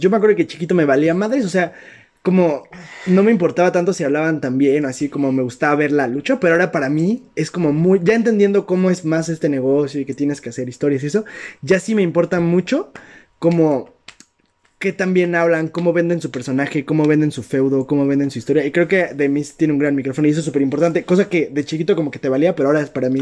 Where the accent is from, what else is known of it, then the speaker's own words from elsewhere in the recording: Mexico; porque somos de México